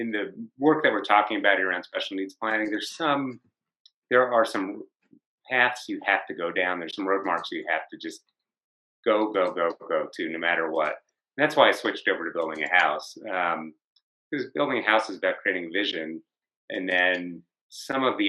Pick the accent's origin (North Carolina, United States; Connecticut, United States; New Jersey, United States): New Jersey, United States; now in Colorado, United States; I live in Colorado, I'm from New Jersey